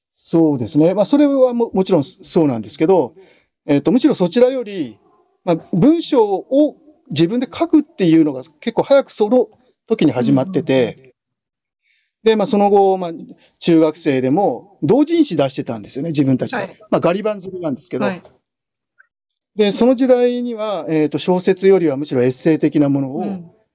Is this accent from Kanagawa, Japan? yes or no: yes; Kanagawa, Japan; 神奈川県の、えーと、と湘南高校っていう高校卒業なんですけども